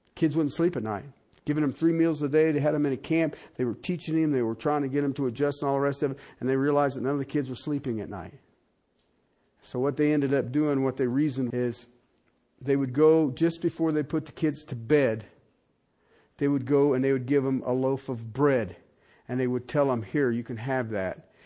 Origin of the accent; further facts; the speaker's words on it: United States; as an American